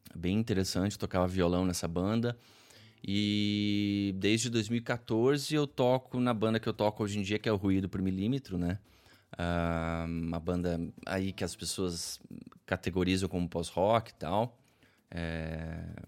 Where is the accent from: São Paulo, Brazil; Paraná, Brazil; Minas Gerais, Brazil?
Paraná, Brazil; Curitiba; Eu sou de Curitiba, nascido e criado aqui, moro aqui